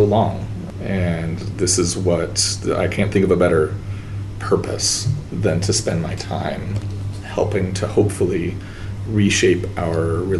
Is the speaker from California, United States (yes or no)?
no; Portland, Oregon, United States; I grew up in Portland, Oregon